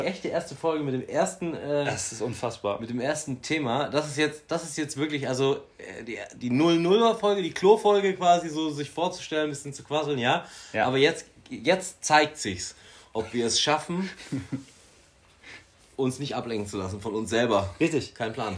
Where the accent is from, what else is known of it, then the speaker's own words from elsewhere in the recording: Bavaria, Germany; ich komme aus Bayern